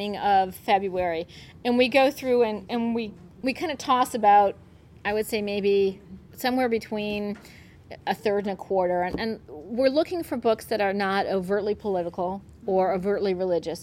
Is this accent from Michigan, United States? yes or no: yes; Flint, Michigan, United States; I grew up in Flint, Michigan, which is a, you know, GM town